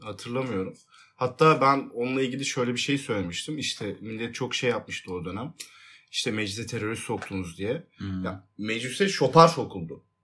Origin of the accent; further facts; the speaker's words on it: Tekirdağ, Turkey; Tekirdağlıyım ben